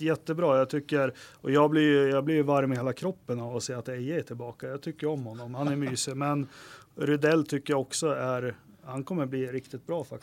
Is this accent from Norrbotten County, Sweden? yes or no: no; Västerås, Västmanland, Sweden; jag är från Västerås